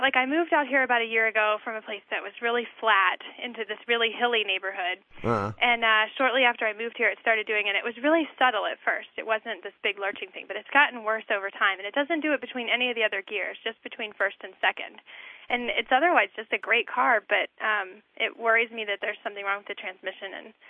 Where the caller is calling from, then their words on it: Salt Lake City, Utah, United States; This is …, and I'm calling from Salt Lake City.